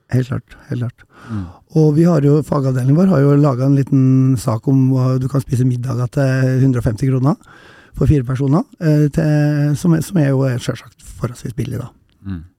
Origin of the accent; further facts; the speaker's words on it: Røros, Trøndelag, Norway; Jeg kommer fra Røros